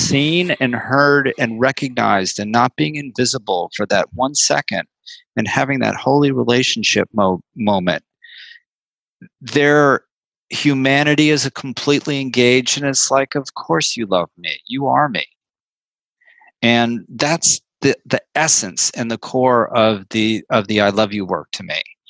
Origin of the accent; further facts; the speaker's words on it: San Francisco, California, United States; I said, I am from San Francisco, California, sir.